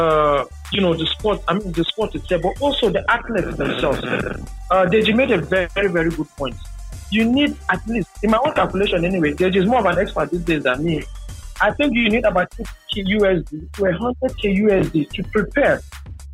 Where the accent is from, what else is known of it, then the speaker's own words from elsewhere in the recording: Jos, Plateau, Nigeria; I'm from the Jos Axis